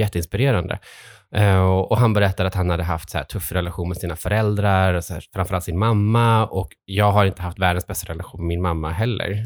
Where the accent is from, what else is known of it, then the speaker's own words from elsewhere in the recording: Trollhättan, Västra Götaland, Sweden; now in Stockholm, Sweden; sen har jag vuxit upp i Trollhättan, ganska nära här